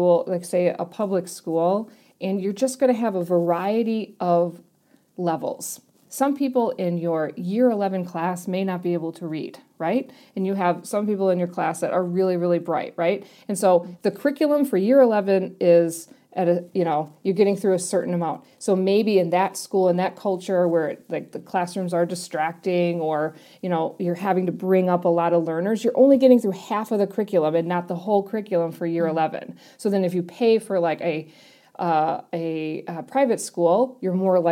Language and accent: English; Wisconsin, United States; moved away as an adult; also born or lived in New York; now in Wellington, New Zealand; I was born in New York, and when I moved to Wisconsin